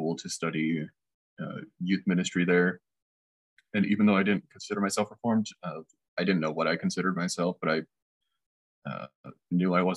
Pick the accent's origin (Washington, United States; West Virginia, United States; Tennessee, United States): Washington, United States; north of Seattle; now in Kansas City, United States; I grew up in Washington State, north of Seattle a little bit